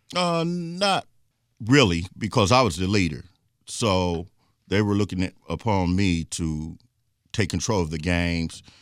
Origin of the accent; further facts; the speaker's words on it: Richmond, Indiana, United States; born and raised in Richmond